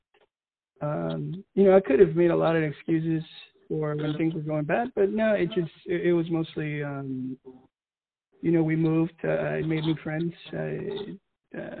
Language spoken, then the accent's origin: English; Mission Viejo, California, United States; moved away as an adult; I'm from California, Mission Viejo. So like the Orange County area, Southern Cali